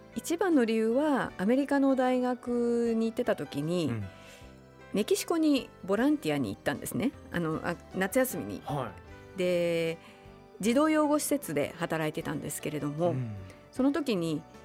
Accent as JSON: {"language": "Japanese", "town": "Utsunomiya", "region": "Tochigi", "country": "Japan", "moved": "yes", "lives_now": "Tokyo, Japan", "said": "私は宇都宮ですけどやっぱりね栃木県も広いので"}